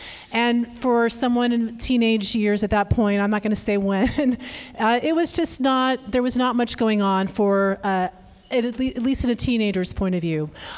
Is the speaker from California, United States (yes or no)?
yes; Sacramento, California, United States; moved away as an adult; I grew up in Sacramento, actually, in Carmichael. I went to Rio Americano, I think like one of our panelists here, go Raiders. But at age 18, I was done with this place. It was boring, cowtown.